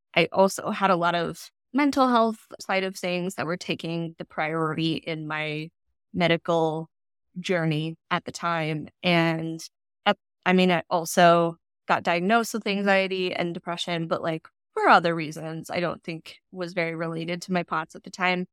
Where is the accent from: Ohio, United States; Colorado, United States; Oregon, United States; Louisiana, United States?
Colorado, United States; moved away as an adult; also born or lived in California / Washington; now in Portland, United States; I was born in California and then Colorado through most of elementary and high school